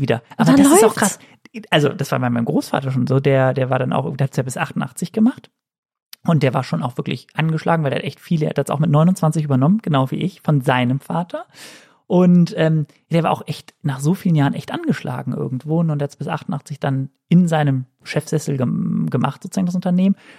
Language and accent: German; Cologne, North Rhine-Westphalia, Germany; als Kölsche Frohnatur